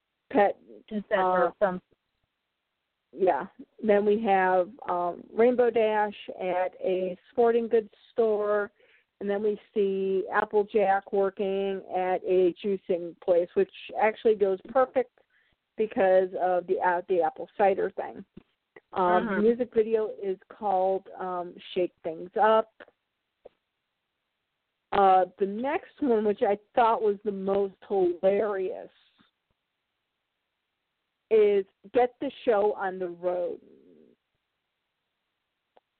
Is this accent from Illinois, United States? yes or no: yes; Chicago, Illinois, United States; I was born and raised in Chicago, and I spent a good chunk of my childhood in one of those places that would be considered like a ghetto part of Chicago